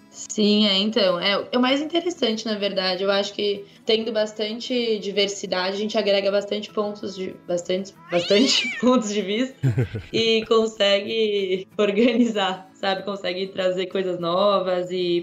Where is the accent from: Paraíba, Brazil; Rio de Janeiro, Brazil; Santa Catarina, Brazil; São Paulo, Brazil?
São Paulo, Brazil; moved away as an adult; also born or lived in Piracicaba; now in Tasmania, Australia; eu cresci em São Paulo